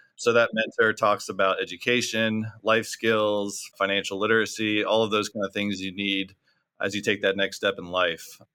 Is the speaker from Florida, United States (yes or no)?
yes; Orlando, Florida, United States; moved away as an adult; now in Orange County, United States; I was born and raised in Orlando, Florida